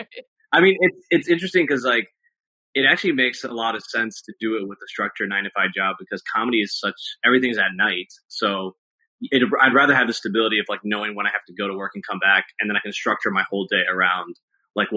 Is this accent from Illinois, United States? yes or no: yes; Naperville, Illinois, United States; now in Chicago, United States; I was born and raised in Naperville, just outside Chicago.